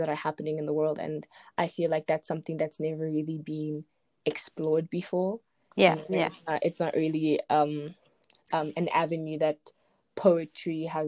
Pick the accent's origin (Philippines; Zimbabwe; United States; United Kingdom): Zimbabwe; now in South Africa; I was born in Zimbabwe, but I live in South Africa.